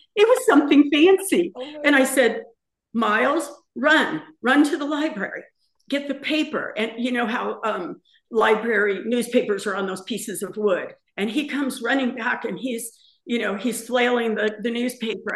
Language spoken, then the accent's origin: English; La Puente, California, United States; moved away as an adult; also born or lived in Montebello, California / Santa Cruz Mountains, California; now in Palm Springs, United States; we left La Puente in uh, the San Gabriel Valley when we were 19. Um, I was born in Montebello.